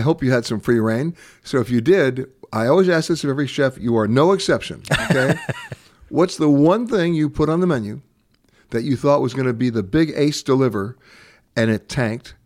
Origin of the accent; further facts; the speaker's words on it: New York, United States; also born or lived in Los Angeles; I'm from New York, and, and, you know, I grew up in neighborhoods.